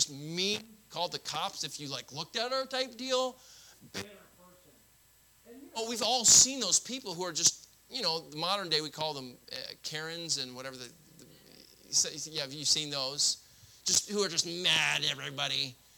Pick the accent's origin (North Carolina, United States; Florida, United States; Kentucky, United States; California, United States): Florida, United States; I grew up in Florida. We have